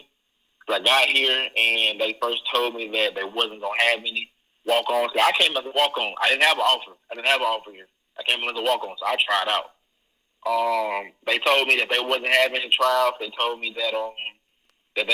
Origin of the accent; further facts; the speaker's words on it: Mississippi, United States; also born or lived in Hattiesburg, Mississippi / Wiggins, Mississippi / Columbus, Mississippi; I was born in Hattiesburg. I was raised in Wiggy, Mississippi. Then I came to Columbus from fifth grade, so I graduated high school.